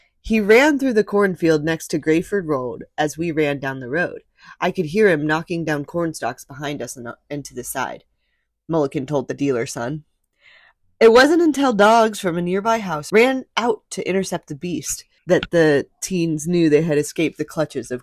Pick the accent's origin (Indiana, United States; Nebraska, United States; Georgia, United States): Indiana, United States; I'm from Indiana